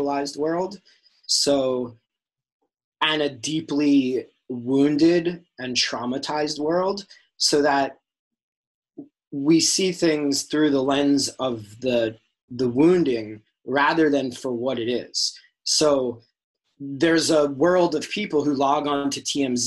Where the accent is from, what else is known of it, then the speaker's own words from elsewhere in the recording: New York, United States; my high school growing up in New York